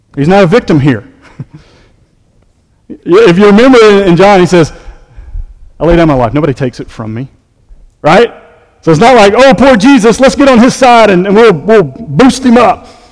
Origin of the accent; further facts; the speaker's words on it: the South, United States; we're from the South